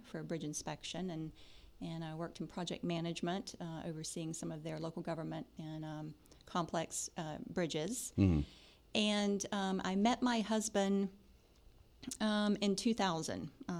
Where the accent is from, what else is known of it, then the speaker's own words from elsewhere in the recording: Live Oak, Florida, United States; Yes, I am a Floridian, born and raised in North Florida, a little town called Live Oak.